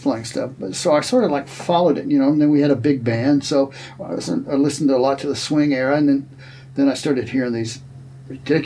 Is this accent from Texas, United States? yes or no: yes; Texas, United States; now in Illinois, United States; I grew up in Texas